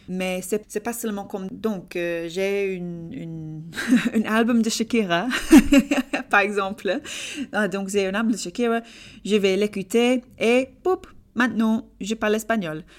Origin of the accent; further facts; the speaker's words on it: England, United Kingdom; French is a second language; je suis anglaise d'Angleterre